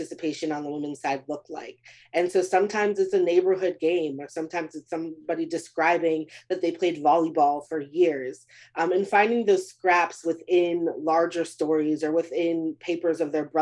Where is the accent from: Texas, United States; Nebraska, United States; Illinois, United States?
Texas, United States; Beaumont; my hometown of Beaumont, Texas